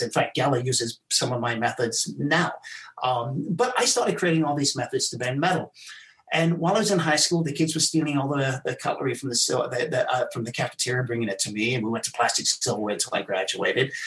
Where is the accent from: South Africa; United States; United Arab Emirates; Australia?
South Africa; also born or lived in England; I was born in England. I left when I was nine. I went to South Africa.